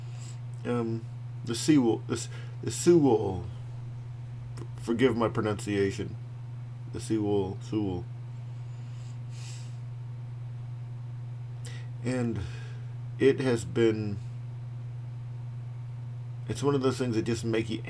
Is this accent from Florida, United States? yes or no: yes; Fort Walton Beach, Florida, United States; moved away as an adult; now in Anyang, South Korea; I'm from Florida, Northwest Florida, in the Pensacola to Panama City beach area, a little area called Fort Walton Beach